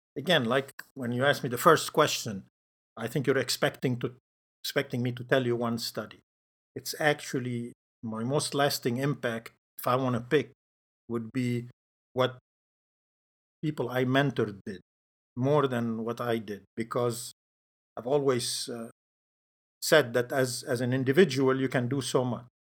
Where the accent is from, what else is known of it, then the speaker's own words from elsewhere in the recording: Lebanon; moved away as an adult; I grew up in Lebanon, and so I went to medical school there.